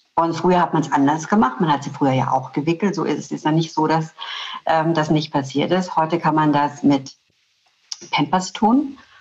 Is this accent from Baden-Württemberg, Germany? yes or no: yes; Black Forest, Baden-Württemberg, Germany; Ich komme aus dem Schwarzwald. Ich komme aus der ähm, schwäbisch-alemannischen Fastnachtsgegend.